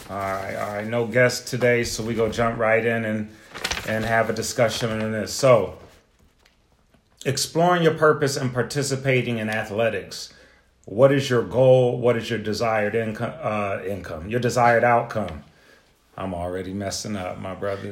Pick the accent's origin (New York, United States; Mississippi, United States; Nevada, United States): New York, United States; Buffalo; I'm from Buffalo